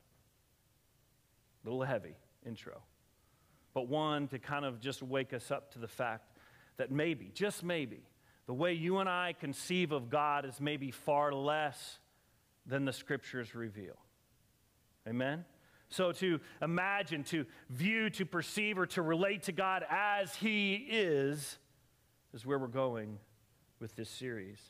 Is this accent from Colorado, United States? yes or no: yes; Colorado, United States; I grew up in Colorado, and I used to spend my summers hiking way back in the mountains with my friends in high school.